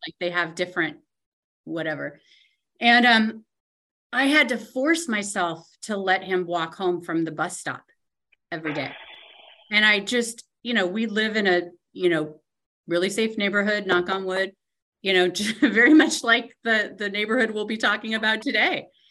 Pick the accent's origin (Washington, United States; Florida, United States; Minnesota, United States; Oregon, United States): Washington, United States; Tacoma; also born or lived in New York; my parents, we moved here from New York when I was one, and so mm. we my sister and I like rode these streets.